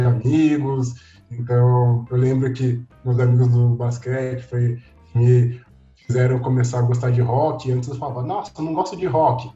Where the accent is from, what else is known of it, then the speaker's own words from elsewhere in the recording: São Paulo, Brazil; also born or lived in Três Pontas, Minas Gerais; eu nasci em São Paulo, então sou paulista